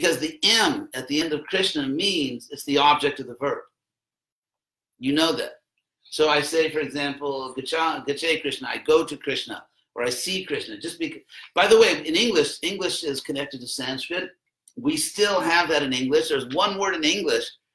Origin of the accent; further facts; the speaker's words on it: Los Angeles, California, United States; I was actually born in Los Angeles